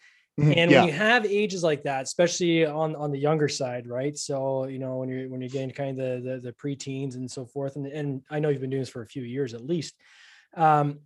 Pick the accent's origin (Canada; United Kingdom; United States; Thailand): Canada; I'm Canadian. I got a weird accent.